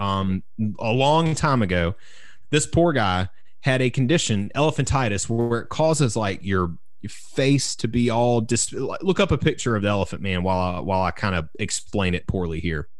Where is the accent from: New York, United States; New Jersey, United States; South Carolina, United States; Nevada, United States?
South Carolina, United States; growing up in South Carolina